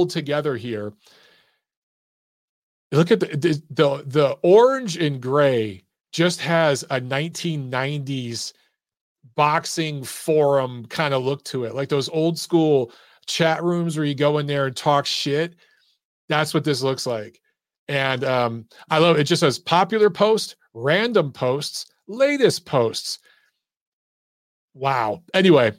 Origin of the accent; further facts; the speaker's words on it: Detroit, Michigan, United States; growing up in Detroit, Warren is a little section just outside of Detroit